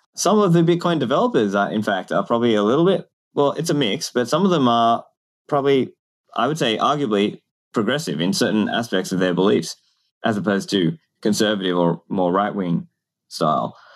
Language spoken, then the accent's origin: English; Australia; I grew up in Australia